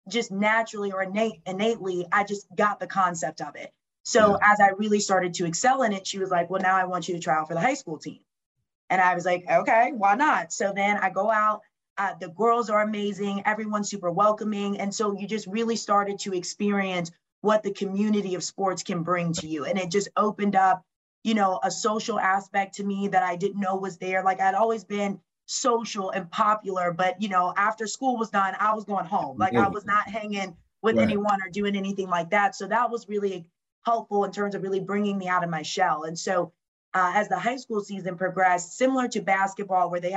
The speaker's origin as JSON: {"language": "English", "town": "Lawrenceville", "region": "Georgia", "country": "United States", "tie": "born or raised there", "also_born_or_lived": "Orlando, Florida / Michigan / Wisconsin", "moved": "as an adult", "said": "being from Lawrenceville, Georgia, which is literally 45 minutes from Athens"}